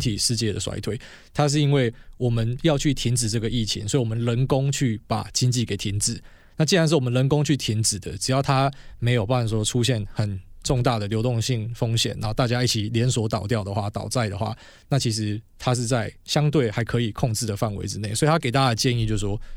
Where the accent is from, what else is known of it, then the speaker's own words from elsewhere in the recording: Taiwan; 我们是台湾人